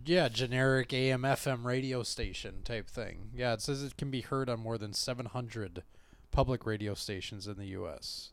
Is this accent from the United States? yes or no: yes; Minnesota, United States; we're from Minnesota